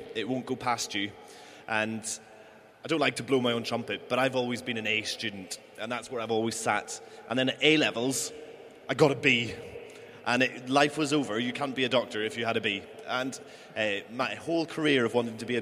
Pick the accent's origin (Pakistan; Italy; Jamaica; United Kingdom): United Kingdom; Northern Ireland; moved away as an adult; also born or lived in Aberdeen; now in Southampton, United Kingdom; I'm originally from Northern Ireland, and I studied in Aberdeen